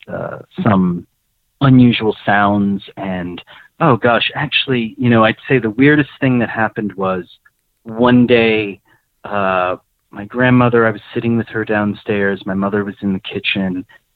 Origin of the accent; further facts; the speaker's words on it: Nyack, New York, United States; I grew up in Nyack, New York